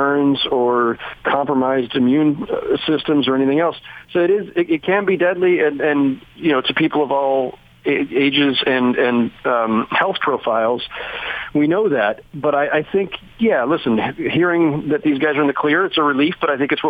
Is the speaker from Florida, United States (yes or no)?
no; Bay Area, California, United States; now in New York, United States; the Bay Area where I grew up